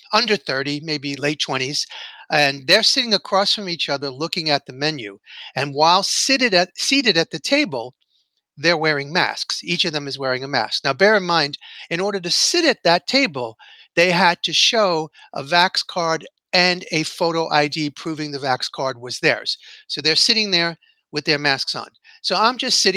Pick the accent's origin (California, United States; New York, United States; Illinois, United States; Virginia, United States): New York, United States; New York City; my hometown